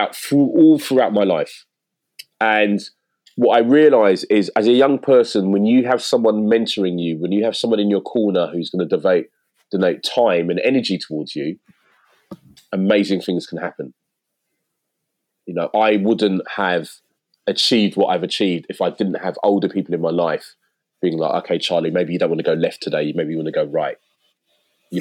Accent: London, United Kingdom; I live in East London, which I never thought I'd live in East London, you know, as a kid growing up in South

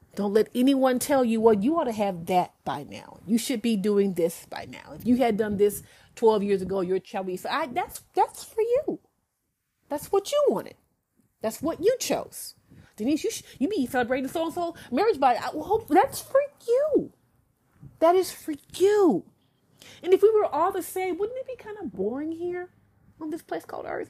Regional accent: Alabama, United States; I'm a true Southern Belle, y'all. I'm from Alabama

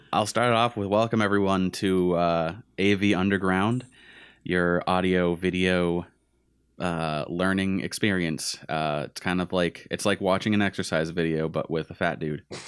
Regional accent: Gardner, Massachusetts, United States; also born or lived in Westminster, Massachusetts / Manchester / Winchendon, Massachusetts; born and raised, born in Westminster, raised in Gardner, moved to Manchester.

